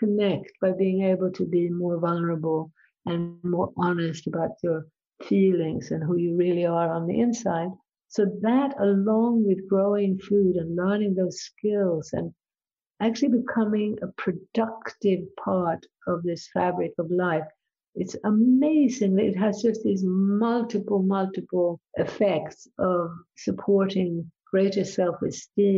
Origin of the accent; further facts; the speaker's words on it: Sweden; I grew up in Sweden